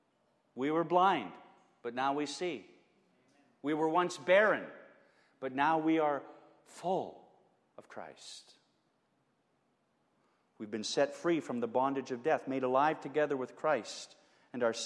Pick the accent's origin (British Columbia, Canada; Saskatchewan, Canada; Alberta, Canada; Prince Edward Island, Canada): Alberta, Canada; Edmonton; When we were kids growing up in Edmonton